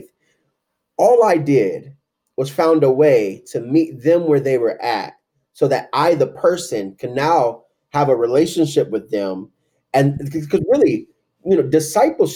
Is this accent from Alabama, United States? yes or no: no; Tulsa, Oklahoma, United States; I grew up in Tulsa, Oklahoma, which is the Bible Belt